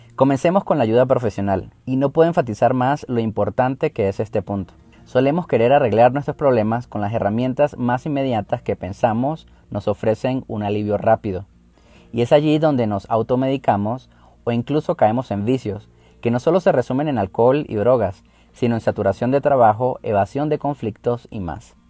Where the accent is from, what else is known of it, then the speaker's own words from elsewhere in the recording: Venezuela; moved away as an adult; Como inmigrante venezolano